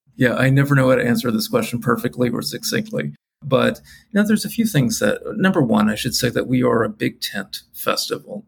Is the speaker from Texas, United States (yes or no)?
yes; Houston, Texas, United States; my hometown of Houston